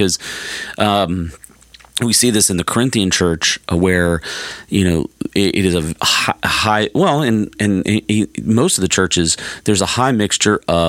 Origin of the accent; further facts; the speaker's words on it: Alabama, United States; moved away; I'm from the South originally, from Alabama